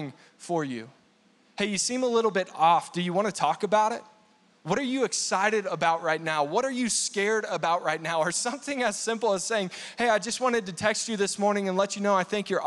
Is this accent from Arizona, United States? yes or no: no; Texas, United States; now in Colorado Springs, United States; when I was growing up in Texas